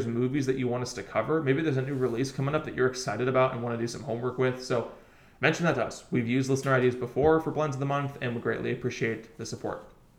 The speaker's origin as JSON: {"language": "English", "region": "Ohio", "country": "United States", "tie": "born or raised there", "moved": "yes", "said": "growing up in the Midwest"}